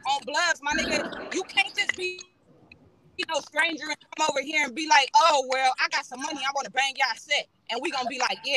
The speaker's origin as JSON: {"language": "English", "town": "Los Angeles", "region": "California", "country": "United States", "said": "Me being from the West Coast, me being from"}